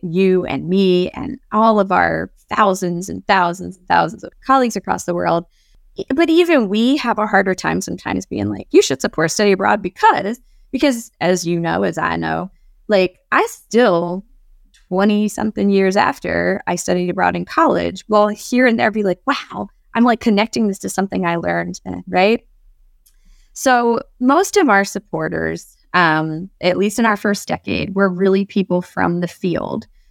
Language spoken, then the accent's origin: English; Baltimore, Maryland, United States; working with a lot of social justice organizations based in Baltimore, my favorite place in the world